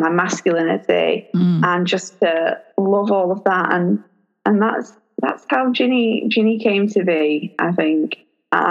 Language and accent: English; Lancashire, North West England, United Kingdom; I'm about 40 minutes away from Liverpool, but I'm from Lancashire.